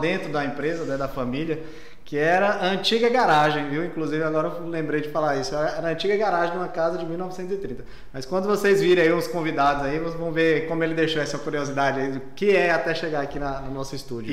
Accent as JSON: {"language": "Portuguese", "town": "Goiânia", "region": "Goiás", "country": "Brazil", "said": "Sou de Goiânia, mas tem a, a, raiz ali no Seridó também"}